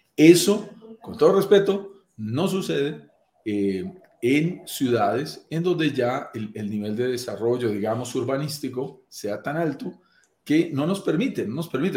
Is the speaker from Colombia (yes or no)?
yes; Colombia; accent: Colombian; yo soy colombiano, como lo notarán en mi acento